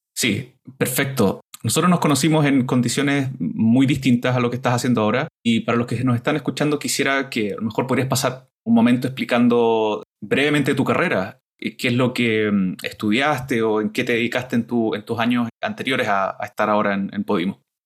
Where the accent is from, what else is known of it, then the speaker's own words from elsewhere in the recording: Chile; now in Canada; el podcast del Nerd from Chile